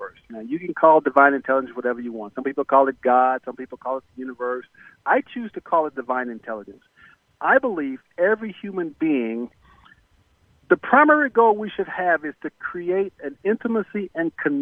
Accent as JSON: {"language": "English", "town": "Corpus Christi", "region": "Texas", "country": "United States", "tie": "born or raised there", "said": "I was born in Corpus Christi, Texas, and we were basically the poster children for poverty back in the 60s"}